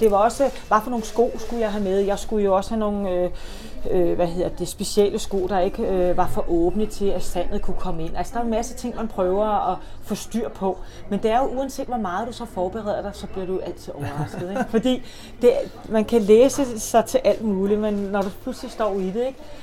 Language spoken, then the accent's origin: Danish; Copenhagen, Capital Region of Denmark, Denmark; Jeg er jo københavner